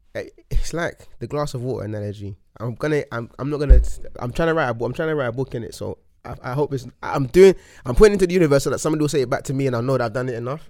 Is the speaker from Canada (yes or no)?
no; London, United Kingdom; I grew up in Hackney, and then I moved around a lot with my mum